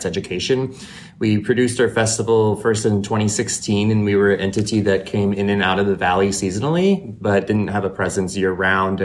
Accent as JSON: {"language": "English", "town": "Temecula", "region": "California", "country": "United States", "tie": "born or raised there", "lives_now": "Palm Springs, United States", "said": "I'm from Temecula, California."}